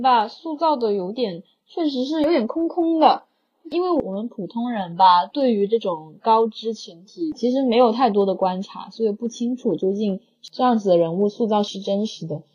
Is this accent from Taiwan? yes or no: no; Guangdong, China; 我跟虾滑我们都是广东人嘛，所以呢，我们这边从小收看的可能很多，多数都是嗯哼。呃，T V B 翡翠台那边播放的电视剧